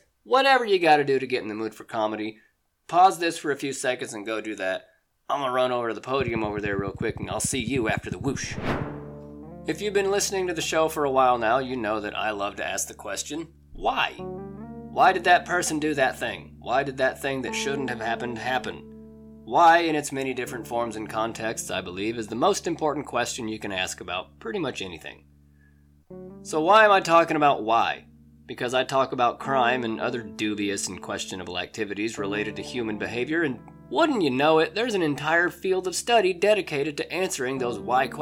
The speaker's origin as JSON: {"language": "English", "region": "Oklahoma", "country": "United States", "tie": "born or raised there", "said": "my home state of Oklahoma"}